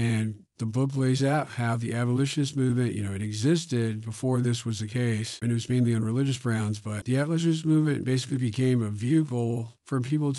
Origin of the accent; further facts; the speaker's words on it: New England, United States; I live in New England now, and I grew up in New England